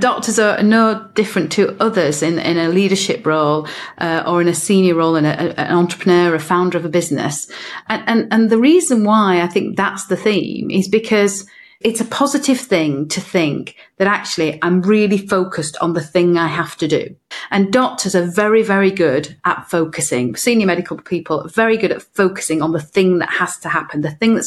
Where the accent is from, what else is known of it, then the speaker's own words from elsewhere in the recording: north of England, United Kingdom; now in Cardiff, United Kingdom; I'm from Cardiff, originally from the north of England